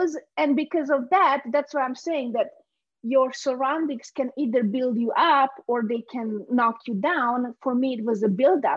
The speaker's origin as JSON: {"language": "English", "country": "Hungary", "tie": "born or raised there", "also_born_or_lived": "Romania / Transylvania", "second_language": "English", "moved": "yes", "lives_now": "United States", "said": "I was born in Romania, but we moved to Hungary after the revolution, the 89 revolution"}